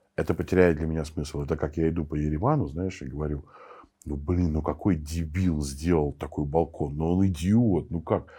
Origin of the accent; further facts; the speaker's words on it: Saint Petersburg, Russia; moved away as an adult; also born or lived in Moscow; я сам питерский